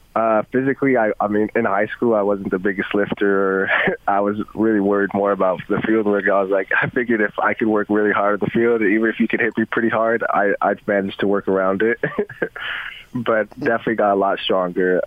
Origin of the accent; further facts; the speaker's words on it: Provo, Utah, United States; moved away as an adult; also born or lived in Las Vegas, Nevada / Seattle, Washington; growing up in Provo